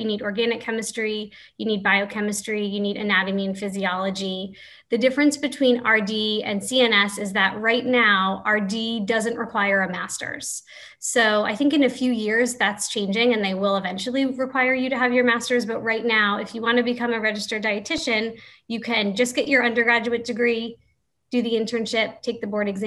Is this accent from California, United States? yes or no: no; Florida, United States; my home state of Florida